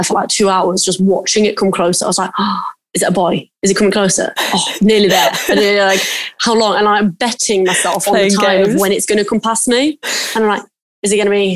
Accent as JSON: {"language": "English", "country": "United Kingdom", "said": "I'm British"}